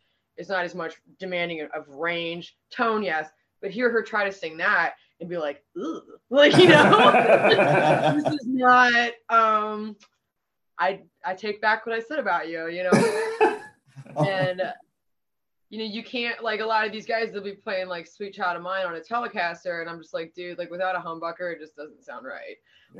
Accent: Pittsburgh, Pennsylvania, United States

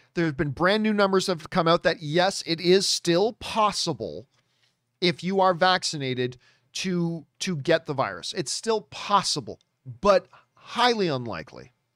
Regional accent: Hamilton, Ontario, Canada; My hometown, Hamilton, Ontario, Canada, greatest city in the world

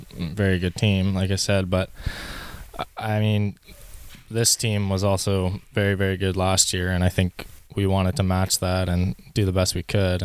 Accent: Saanich Peninsula, British Columbia, Canada; I came from Peninsula, actually.

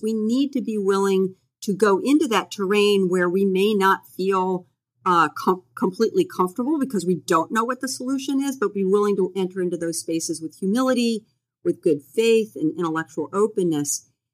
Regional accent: United States; growing up in the United States

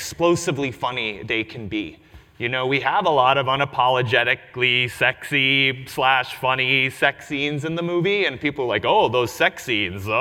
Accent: New York City, New York, United States; I grew up in New York City, was born in Forest Hills

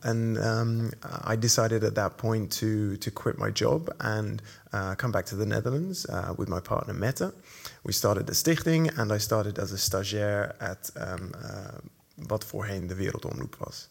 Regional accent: Nigeria; moved away; I was born and brought up in Nigeria

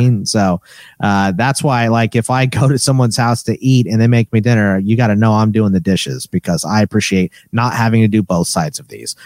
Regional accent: Katy, Texas, United States; now in Arizona, United States; I'm originally from Katy, Texas

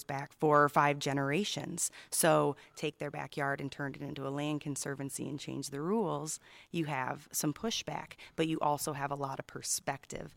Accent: Illinois, United States; now in Santa Catalina Island, United States; I'm from Illinois

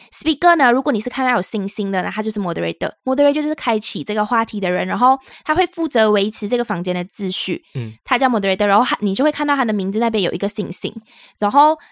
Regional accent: Malaysia; now in Taiwan; 我们是两位来自 Malaysia，目前在台湾工作的台湾社畜

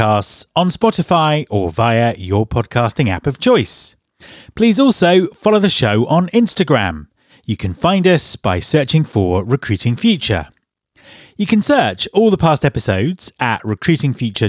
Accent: Cornwall, South West England, United Kingdom; moved away; I'm from Cornwall originally

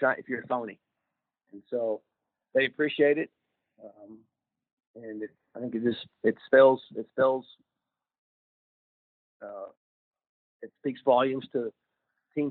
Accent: Oklahoma, United States; now in Ohio, United States; I'm from Oklahoma, as you mentioned, and I got a lot of ties in that area

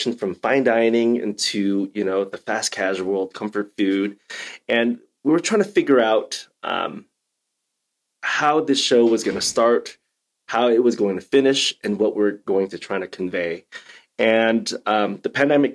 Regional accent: Illinois, United States; growing up in Illinois

